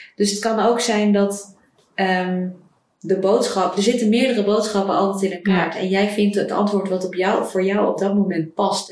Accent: Netherlands; moved away as an adult; also born or lived in Ecuador; ik terug zou gaan naar Nederland

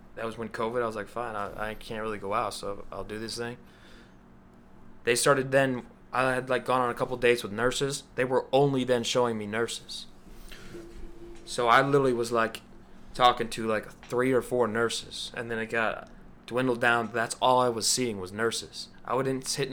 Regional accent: Illinois, United States; We're both from Illinois. We're both. I was born one hour from there.

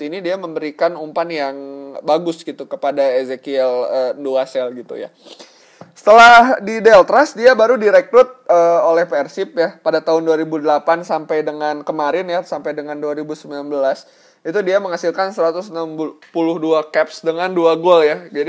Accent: Bandung, West Java, Indonesia; born there; jadi uh, basically gue ini dilahirkan di tanah Pajajaran ya tanah Bandung Jawa Barat

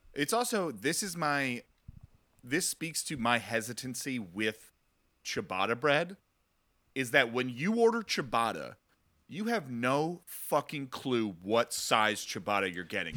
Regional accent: tri-state area, United States; I grew up in the tri-state area, so it's effectively pretty New York

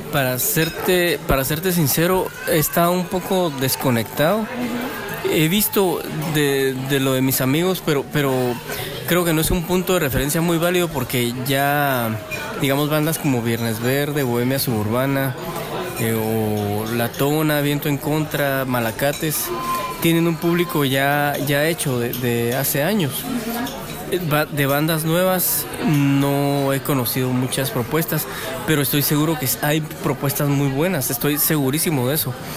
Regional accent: Guatemala; como chapines

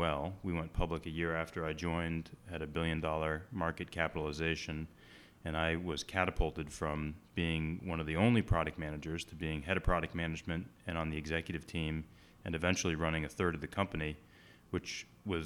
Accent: Boston, Massachusetts, United States; I grew up in the Boston area, which is why I'm an avid Boston sports fan

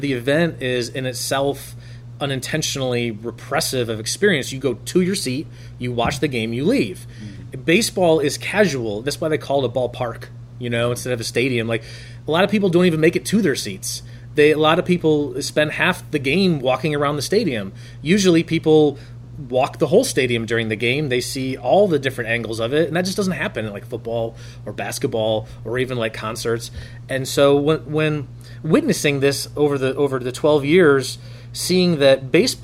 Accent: Traverse City, Michigan, United States; Traverse City, Michigan, my hometown at that time. I say Traverse City. I went to Glen Lake High School

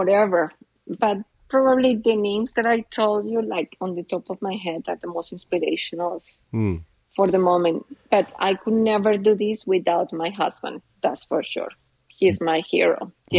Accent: Colombia; born there; English is a second language; moved away; Yes, I was born in Colombia

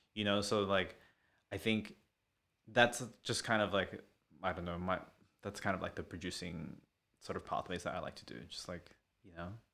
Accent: Sydney, New South Wales, Australia; also born or lived in Melbourne; I'm Filipino, and, uh, and from Western Sydney

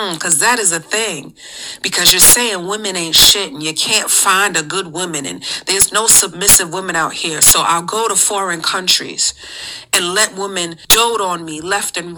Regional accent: New York City, New York, United States; We're from the Bronx, New York

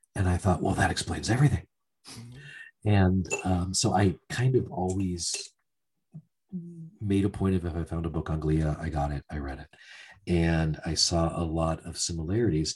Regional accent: Pennsylvania, United States; moved away as an adult; also born or lived in Florida; i grew up in a working class town uh, steel mill oriented town

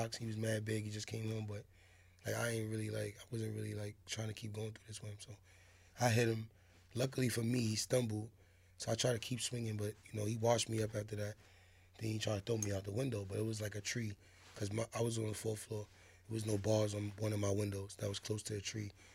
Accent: New York City, New York, United States; also born or lived in Bronx; Harlem first, and I moved to the Bronx for a little while, for like 5 years

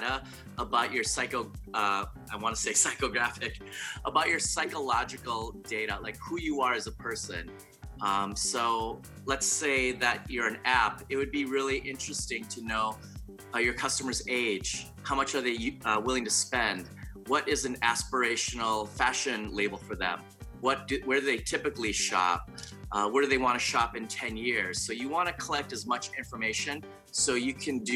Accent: Daegu, South Korea; I was born in Daegu, Korea, South Korea

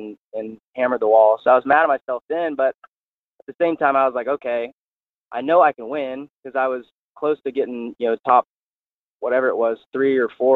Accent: California, United States; when I grew up in California

